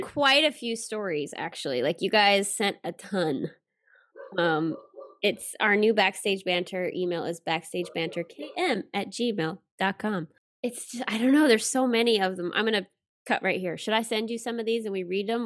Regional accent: Alabama, United States; moved away; the company where I grew up in Alabama

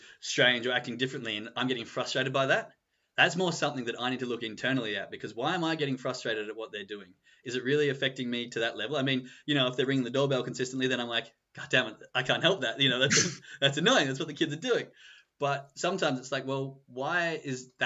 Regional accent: Australia; moved away as an adult; now in Germany; I'm from Australia. I'm always going to be Australian

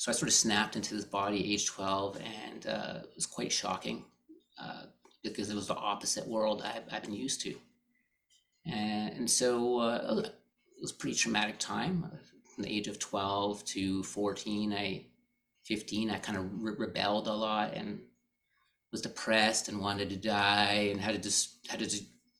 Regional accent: Canada; I grew up here in Canada

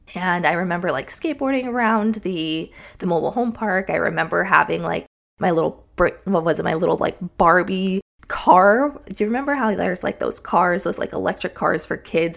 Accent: Palm Desert, California, United States; moved away; also born or lived in Utah; I actually lived in Palm Desert, California. That's where I spent the majority of my childhood.

